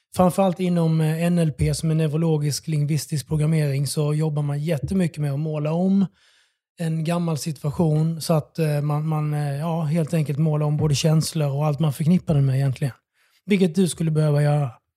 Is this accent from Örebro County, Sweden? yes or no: no; Bromölla, Skåne, Sweden; moved away as an adult; also born or lived in Oslo, Norway / Melbourne, Australia; now in Stockholm, Sweden; Jag är från Skåne